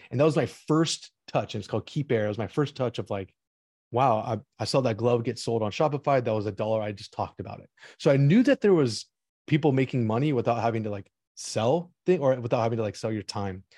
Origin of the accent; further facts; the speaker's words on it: Orange County, Los Angeles, California, United States; also born or lived in St. Louis, Missouri; I wanted to play for the L A Galaxy in my hometown, I'm an Orange County L A kid